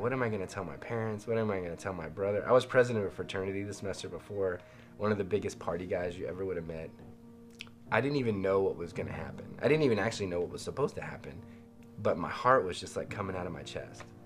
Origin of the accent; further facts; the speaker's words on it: Las Vegas, Nevada, United States; I grew up in Las Vegas